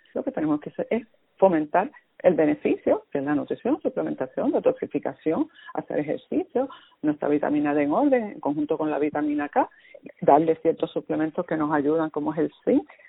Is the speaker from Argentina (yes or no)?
no; Puerto Rico; nosotros somos parte de Estados Unidos